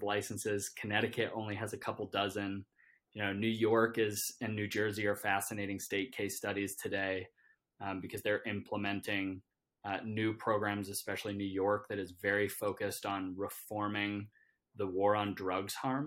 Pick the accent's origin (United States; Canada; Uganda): Canada; I'm Canadian